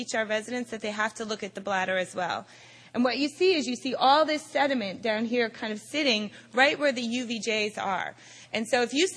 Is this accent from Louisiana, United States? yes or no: no; Boston, Massachusetts, United States; I am from Boston